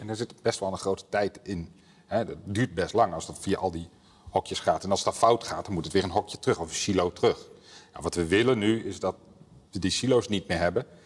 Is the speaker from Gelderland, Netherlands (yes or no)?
yes; Apeldoorn, Gelderland, Netherlands; Kom uit Apeldoorn